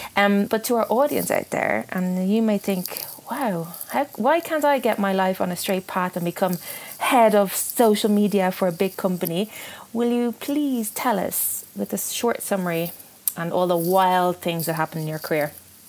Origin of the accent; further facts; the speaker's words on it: Ireland; now in United Kingdom; because being Irish, we're not very good. And you know that living in the UK